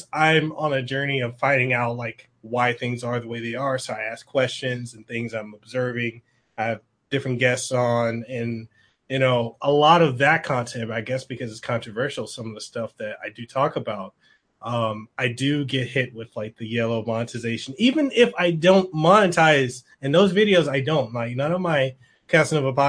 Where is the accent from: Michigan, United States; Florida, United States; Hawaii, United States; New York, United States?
Hawaii, United States; Honolulu; I'm from Honolulu